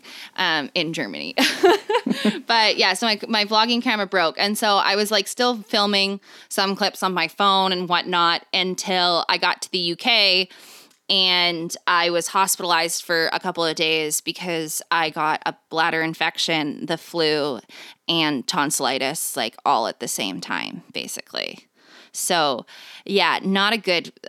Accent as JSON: {"language": "English", "country": "Canada", "said": "I'm Canadian"}